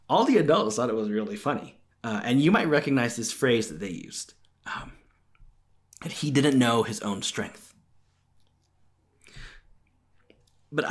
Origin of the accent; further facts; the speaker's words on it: California, United States; when I was growing up in California.